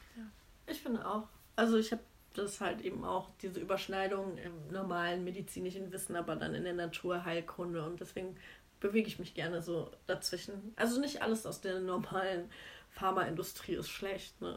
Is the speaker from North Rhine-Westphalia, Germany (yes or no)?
yes; Cologne, North Rhine-Westphalia, Germany; ich komme ursprünglich aus Köln.